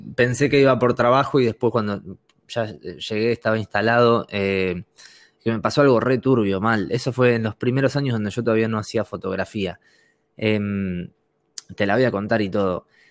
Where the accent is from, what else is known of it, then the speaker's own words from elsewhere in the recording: Argentina; moved away; also born or lived in Madrid / Barcelona; yo vengo de Argentina